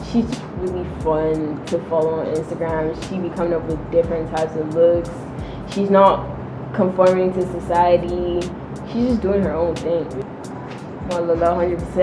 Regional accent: Nigeria; moved away; I'm half Nigerian, half French, but I basically grew up in Nigeria

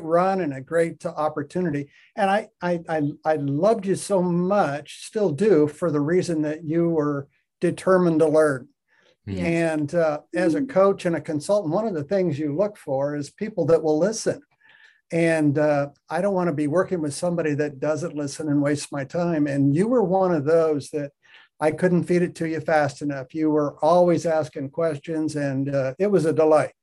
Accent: Western Nebraska, United States; I was raised in Western Nebraska on a farm

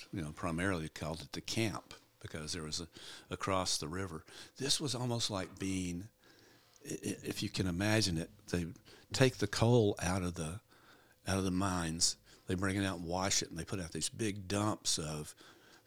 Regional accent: Jasper, Alabama, United States; I was born in Jasper

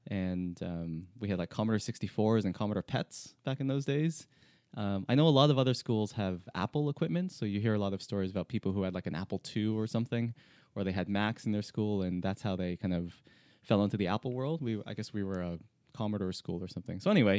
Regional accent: Toronto, Ontario, Canada; I'm from Toronto in Canada.

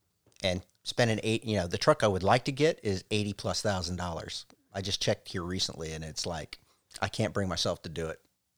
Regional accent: Virginia Beach, Virginia, United States; In Virginia Beach.

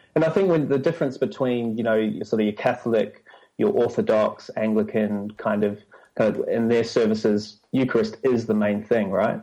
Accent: New Zealand; moved away as an adult; also born or lived in London; now in Sydney, Australia; I grew up in New Zealand

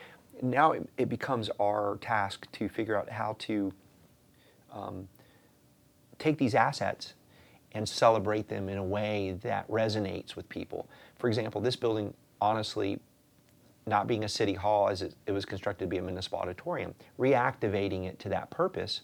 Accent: North Florida, United States; I'm from North Florida, St. Augustine's there.

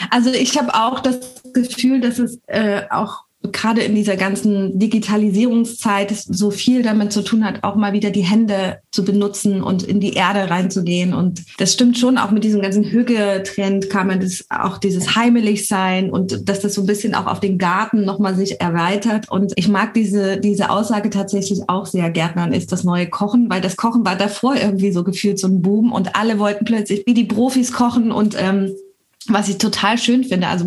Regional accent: France; Ich sag Balkon, aber ich komme auch aus Frankreich.

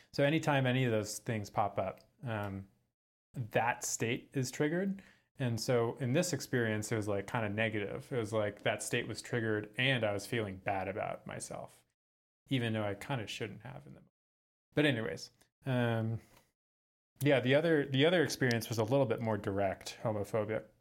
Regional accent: San Francisco, California, United States; moved away; I'm from San Francisco, um, but now I live in my van full-time.

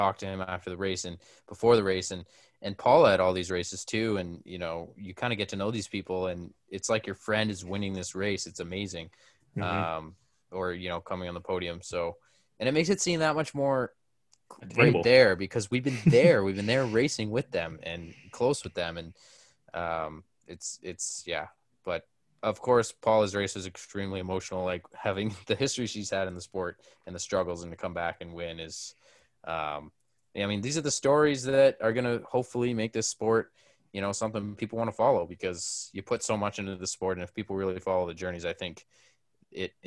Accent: Canada; we're Canadian.

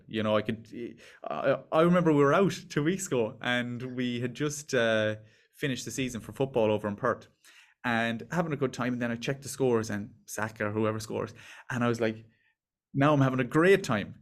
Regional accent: Ireland; also born or lived in Dublin; We're from Ireland

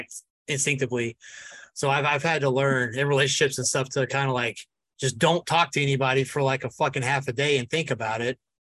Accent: Chapel Hill, North Carolina, United States; moved away; I grew up in Chapel Hill for a little bit

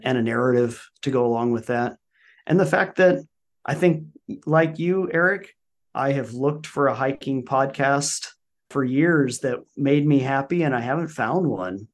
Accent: Albuquerque, New Mexico, United States; also born or lived in Colorado; now in Oklahoma, United States; I grew up in the great state of New Mexico in Albuquerque

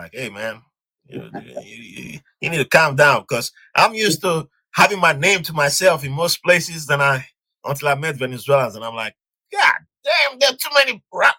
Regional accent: southern Nigeria, Nigeria; also born or lived in Virginia, United States; now in New York, United States; I was born in Nigeria. I'm from the southern part of Nigeria.

